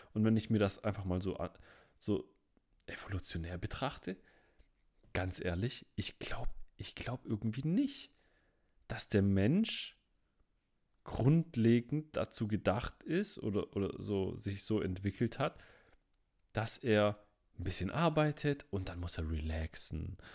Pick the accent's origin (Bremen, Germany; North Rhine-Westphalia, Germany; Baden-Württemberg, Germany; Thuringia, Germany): Baden-Württemberg, Germany; Stuttgart; Ich komme ja aus Stuttgart